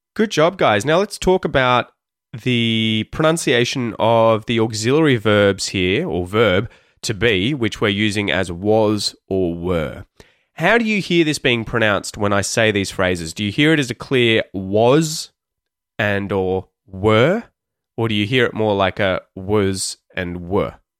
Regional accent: Australia; accent: Australian; the Australian accent, my Australian accent.

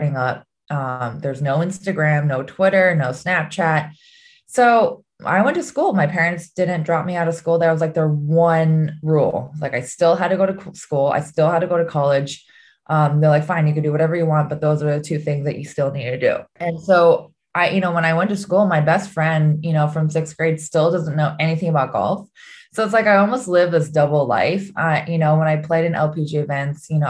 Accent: Oahu, Hawaii, United States; growing up in Hawaii had a big part to do with my non-traditional path. I had played in everything in Oahu, in Hawaii

